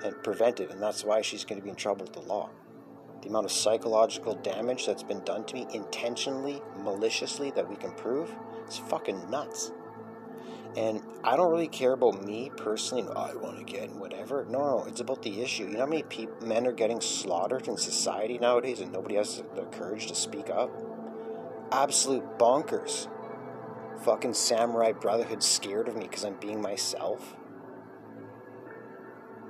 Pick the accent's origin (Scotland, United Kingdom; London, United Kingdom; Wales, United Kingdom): Scotland, United Kingdom; Being Scottish, because as Scott, we had to survive 70 years of medieval war with the English to get our independence.